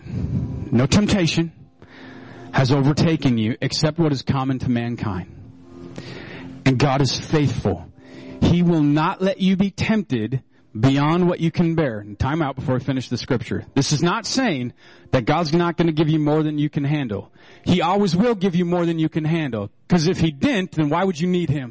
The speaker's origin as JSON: {"language": "English", "region": "Minnesota", "country": "United States", "said": "We're so Minnesotan"}